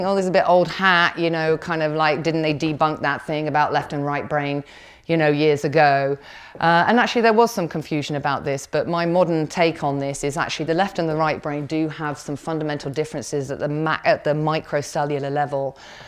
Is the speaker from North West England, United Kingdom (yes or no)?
no; Somerset, South West England, United Kingdom; I was born in Somerset